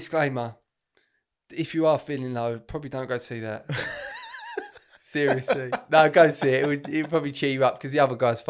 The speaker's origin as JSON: {"language": "English", "country": "United Kingdom", "said": "I'm British Italian."}